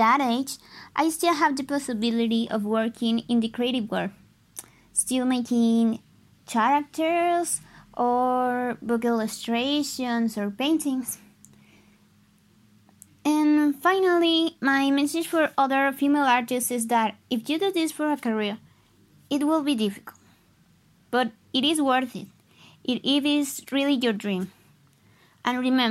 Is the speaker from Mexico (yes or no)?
yes; Monterrey, Nuevo León, Mexico; English is a second language; I'm from Monterrey, Mexico